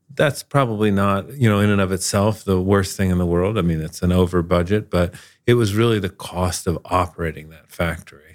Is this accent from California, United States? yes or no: no; South Florida, United States; moved away; I grew up in South Florida